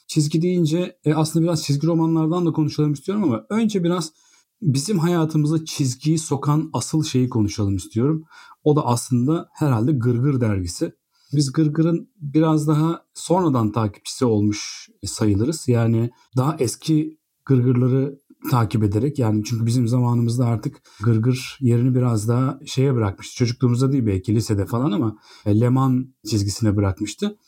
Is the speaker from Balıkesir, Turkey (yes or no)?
yes; Bandırma, Balıkesir, Turkey; Biz ikimiz de Bandırma'da büyüdük …'yle.